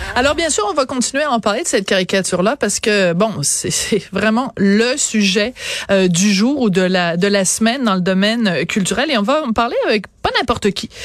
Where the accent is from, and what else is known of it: Quebec, Canada